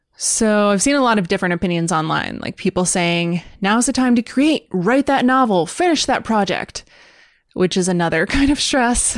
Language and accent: English; United States; as an American